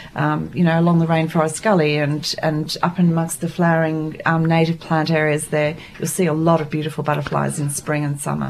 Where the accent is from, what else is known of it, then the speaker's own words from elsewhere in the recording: Papua New Guinea; moved away; I was born and brought up in Papua New Guinea